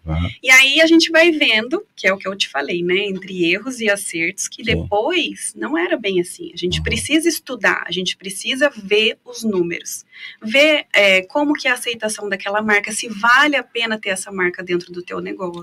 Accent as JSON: {"language": "Portuguese", "town": "Foz do Iguaçu", "region": "Paraná", "country": "Brazil", "tie": "born or raised there", "said": "Sou nascida em Foz do Iguaçu"}